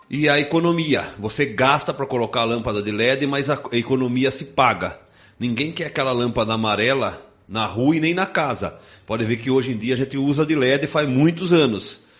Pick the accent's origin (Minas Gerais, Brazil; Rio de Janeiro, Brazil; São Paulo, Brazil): São Paulo, Brazil; Sorocaba; que eu sou sorocabano nato, nasci aqui.